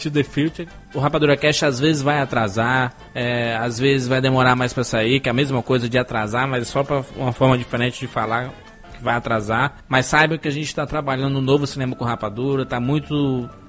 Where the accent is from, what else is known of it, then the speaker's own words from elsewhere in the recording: Ceará, Brazil; eu sou cearense